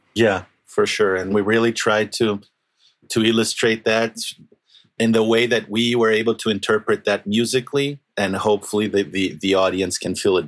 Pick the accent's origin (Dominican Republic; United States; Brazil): Brazil; Rio de Janeiro; moved away; also born or lived in Argentina; I'm from Brazil